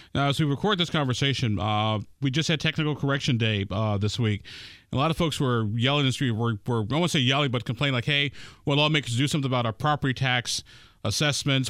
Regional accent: Chicago, Illinois, United States; now in Indiana, United States; my hometown of Chicago

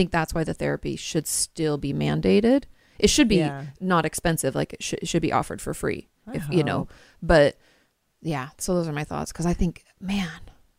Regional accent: Washington, United States; And I grew up in Washington State. Hello, grunge.

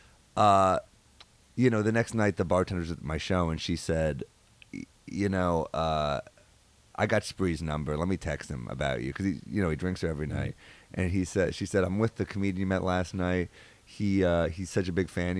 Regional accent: New York, United States; I'm a New Yorker

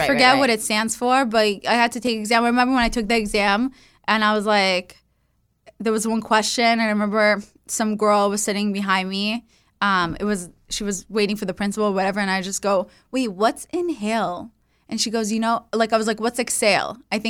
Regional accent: California, United States; I was growing up in the Valley, and then it was these girls from Calabasas, like super cool girls.

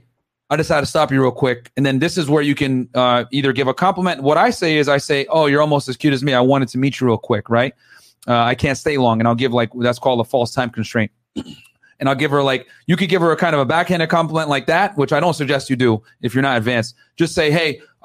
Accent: New Britain, Connecticut, United States; I grew up in New Britain, man. So I'm a Connecticut local too

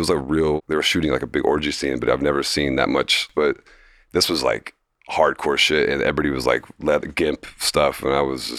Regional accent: Fort Lauderdale, Florida, United States; It's just like growing up in Fort Lauderdale, I was like very druggy and like, it was very, I was like in a very like low middle class area

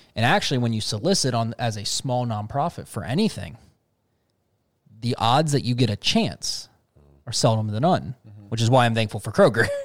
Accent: Cincinnati, Ohio, United States; Cincinnati, uh, my hometown

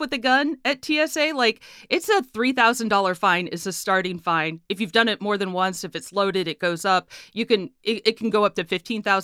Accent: Midwest, United States; now in Pittsburgh, United States; growing up in the Midwest

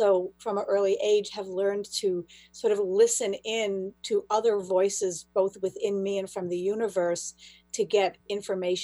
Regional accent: Buffalo, New York, United States; moved away as an adult; also born or lived in Israel; now in Boston area, United States; I'm from Buffalo, New York originally, and then I lived in Israel for 5 years. And when I came back, I moved to the Boston area

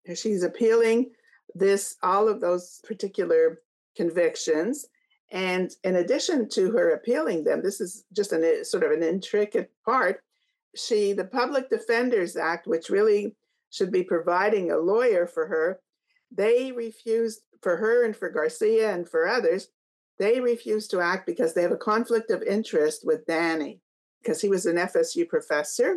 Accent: Canada; I'm from Canada.

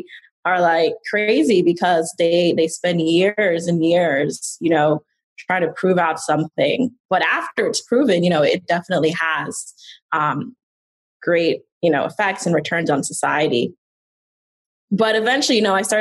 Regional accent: New York City, New York, United States; I grew up in the Bronx

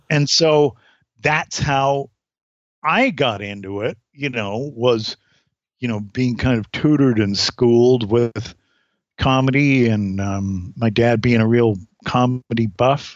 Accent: Durham, North Carolina, United States; also born or lived in Canada; I was born in Canada, but I we moved to uh, Durham when I was six, North Carolina

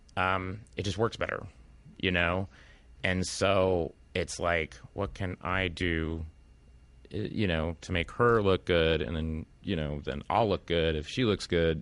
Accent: Tulsa, Oklahoma, United States; moved away; I came from Tulsa, Oklahoma

